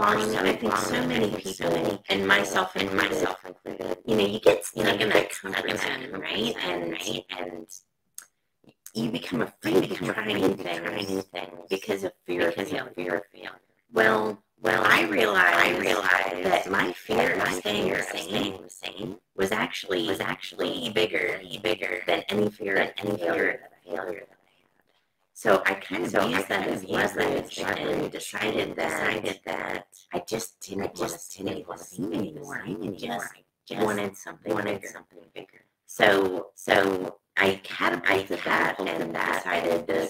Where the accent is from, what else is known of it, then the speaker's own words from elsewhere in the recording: Maryland, United States; now in North Carolina, United States; I grew up in Maryland and moved.